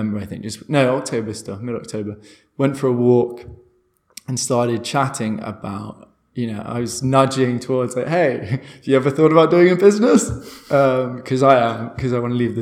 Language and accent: English; London, United Kingdom; moved away as an adult; also born or lived in Portugal / Brazil; now in Berlin, Germany; I'm from London, I thought, hey, Berlin will be interesting. So moved here